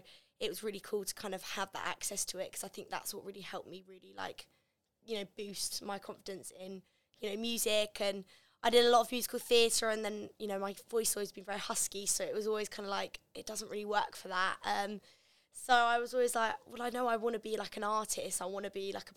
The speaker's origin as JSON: {"language": "English", "town": "Canterbury", "region": "South East England", "country": "United Kingdom", "tie": "born or raised there", "also_born_or_lived": "Gravesend, Kent", "said": "I'm originally from Gravesend in Kent, and then I moved up to Canterbury when I was about six, so I was like pretty much raised in Canterbury and Kent"}